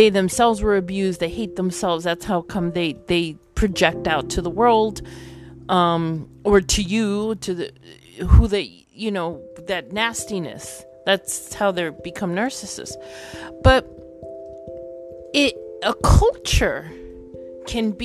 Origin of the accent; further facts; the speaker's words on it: New York, United States; I come from a Caribbean Latin country. My parents do. I was born in New York.